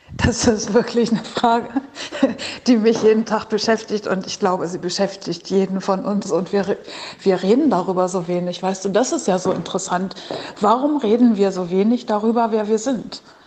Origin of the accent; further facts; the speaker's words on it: Berlin, Germany; aus Berlin